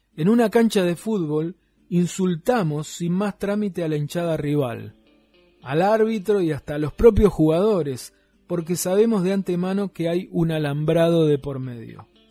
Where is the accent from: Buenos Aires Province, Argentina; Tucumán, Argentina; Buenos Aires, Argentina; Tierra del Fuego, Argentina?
Tierra del Fuego, Argentina; cómo somos los fueguinos